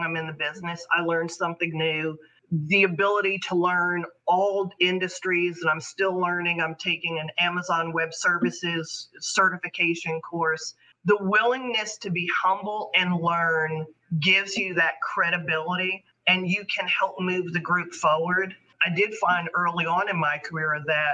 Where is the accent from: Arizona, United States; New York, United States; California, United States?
New York, United States; New York City; This is my hometown. I have family that work in Lower Manhattan